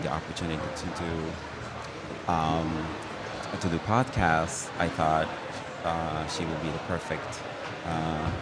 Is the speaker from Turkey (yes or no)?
yes; Turkey; now in New York, United States; me being Turkish